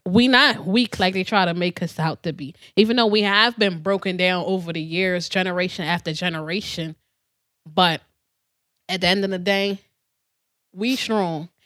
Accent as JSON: {"language": "English", "country": "Trinidad & Tobago", "tie": "born or raised there", "moved": "yes", "said": "I was born in Trinidad"}